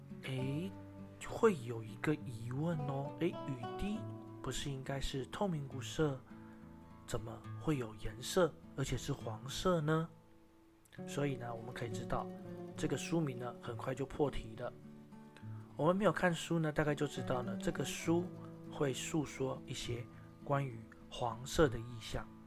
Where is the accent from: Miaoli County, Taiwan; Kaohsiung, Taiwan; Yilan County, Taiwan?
Miaoli County, Taiwan; Miaoli; 可是呢，我的家乡苗栗国呢也遇到相同的问题，人口老化，年轻人被迫离开，到了其他县市打拼发展，城市失去了生机，只能等待时间带走一切。